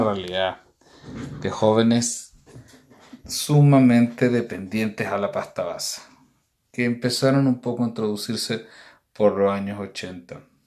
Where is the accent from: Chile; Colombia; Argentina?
Chile; los que nacimos en Chile